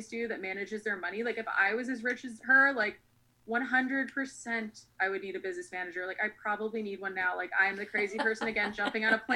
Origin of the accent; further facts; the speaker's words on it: New York, United States; now in Los Angeles, United States; I'm from New York.